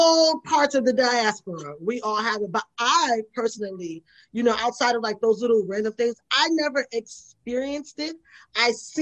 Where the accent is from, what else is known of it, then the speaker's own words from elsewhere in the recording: New York City, New York, United States; I grew up in the Bronx